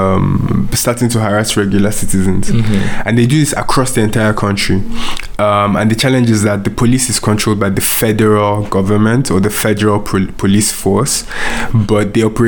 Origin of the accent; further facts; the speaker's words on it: Nigeria; moved away; growing up in Nigeria